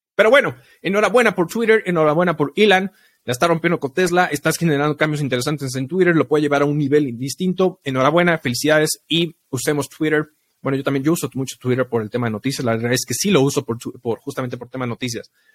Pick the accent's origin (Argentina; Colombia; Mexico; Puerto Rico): Mexico; como mexicanos